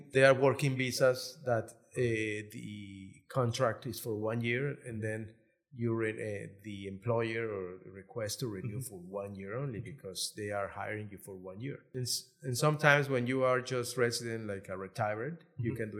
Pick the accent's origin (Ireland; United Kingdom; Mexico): Mexico; Guadalajara, Jalisco; moved away as an adult; also born or lived in Guerrero; I'm from Guadalajara. Mm-hmm. I was born in Guadalajara and I did all my legal apprentice there.